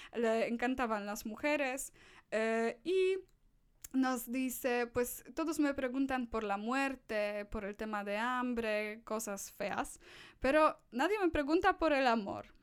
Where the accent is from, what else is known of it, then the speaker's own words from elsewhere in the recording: Poland; Spanish is a second language; soy una de las pocas polacas, polacos con los que eh, estas personas van a tener contacto en mi país